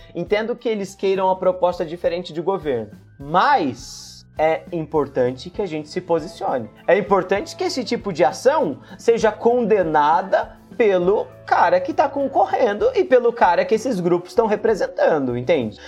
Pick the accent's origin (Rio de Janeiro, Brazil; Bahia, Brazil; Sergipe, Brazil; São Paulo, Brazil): São Paulo, Brazil; Ribeirão Preto; a gente é, é de Ribeirão Preto